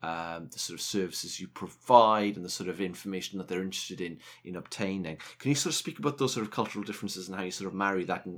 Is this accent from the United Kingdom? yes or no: yes; South Wales, United Kingdom; accent: Welsh; I'm from South Wales.